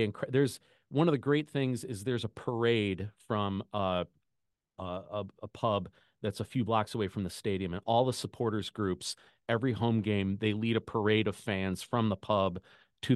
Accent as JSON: {"language": "English", "town": "Chicago", "region": "Illinois", "country": "United States", "tie": "born or raised there", "said": "I grew up in Chicago"}